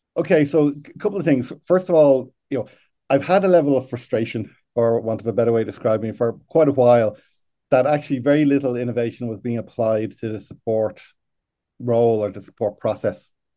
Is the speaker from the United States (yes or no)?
no; Ireland; I am from Ireland, but currently sitting in Chicago